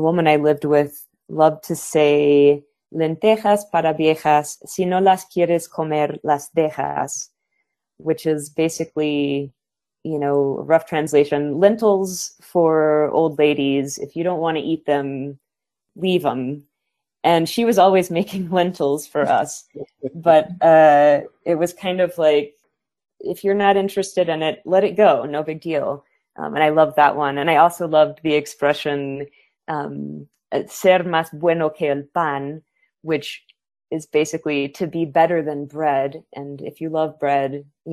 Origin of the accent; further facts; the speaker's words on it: Santa Fe, New Mexico, United States; I'm currently based in my hometown of Santa Fe, New Mexico